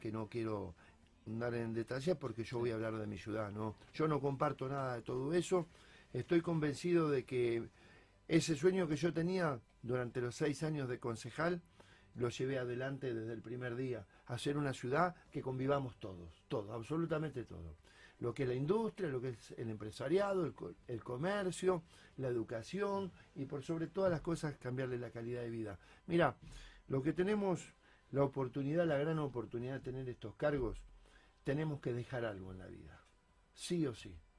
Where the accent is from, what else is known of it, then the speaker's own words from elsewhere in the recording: Salto, Buenos Aires Province, Argentina; moved away as an adult; also born or lived in Rosario; now in Rosario area, Argentina; Yo cuando vine en el año 89 a la ciudad de Rosario, vengo de Salto, provincia de Buenos Aires, yo tenía 19 años